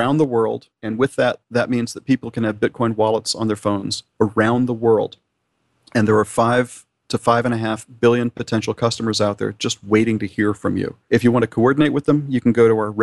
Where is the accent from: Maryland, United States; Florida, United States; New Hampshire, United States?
Florida, United States; Miami; I'm from Miami. I was born in Miami. I live in the Miami area.